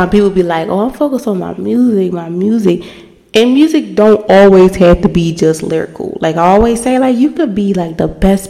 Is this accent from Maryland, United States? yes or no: yes; Baltimore, Maryland, United States; I'm from the city, of course. I'm from Baltimore